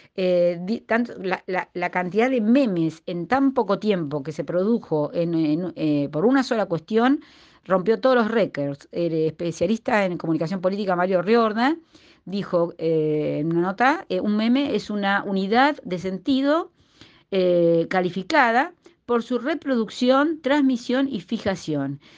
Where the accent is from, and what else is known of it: Argentina